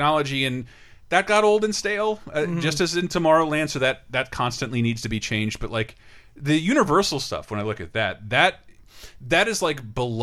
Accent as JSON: {"language": "English", "region": "Florida", "country": "United States", "tie": "born or raised there", "said": "we grew up in Florida."}